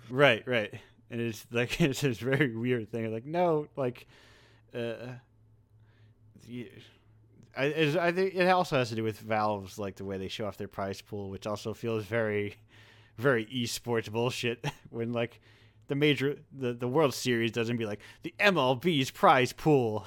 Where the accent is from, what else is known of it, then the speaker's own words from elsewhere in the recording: United States; I'm an American